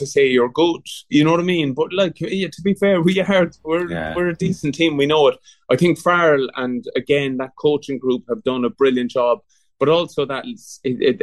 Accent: Cork, Munster, Ireland; now in Douglas, Ireland; I'm from Bishopstone, and our kids are going to school in Ballinloch.

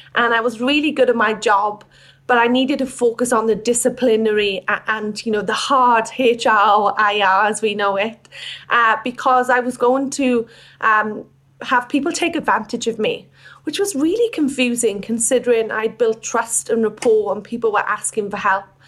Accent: Wales, United Kingdom; moved away as an adult; now in Australia; I wasn't born in Australia. I'm from Wales. And I came to Australia in 2013

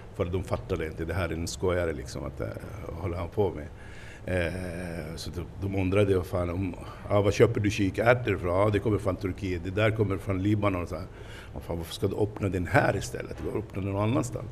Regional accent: Palestine; Swedish is a second language; moved away as an adult; now in Stockholm, Sweden; jag kommer från Palestina.

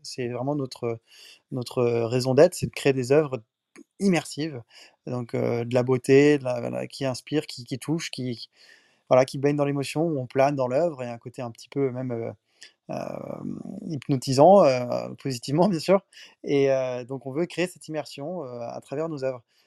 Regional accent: France; also born or lived in Paris / Miami; je suis un Français, 29 ans à Paris

